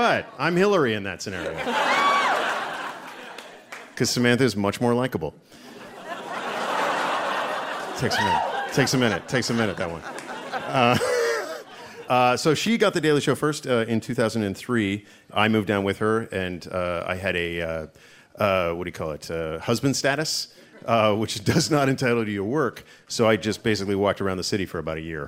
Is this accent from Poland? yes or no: no; Canada; moved away as an adult; also born or lived in Toronto; now in United States; to support my former country